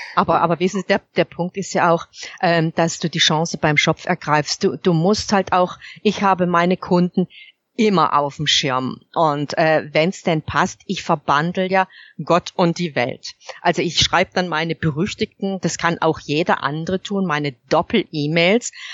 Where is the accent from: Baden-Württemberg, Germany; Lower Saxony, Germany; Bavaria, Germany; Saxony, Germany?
Baden-Württemberg, Germany; ich komme unverkennbar aus Baden-Württemberg